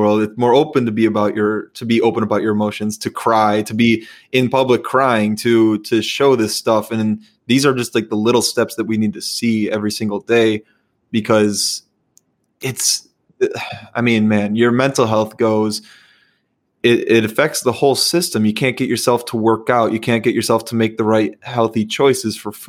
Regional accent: Chicago, Illinois, United States; also born or lived in Iowa; now in Minnesota, United States; I'm from Chicago, went to school in Iowa, and I live in Minnesota

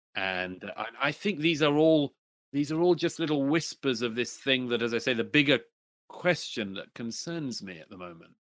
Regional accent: United Kingdom; my home country, in particular in Britain

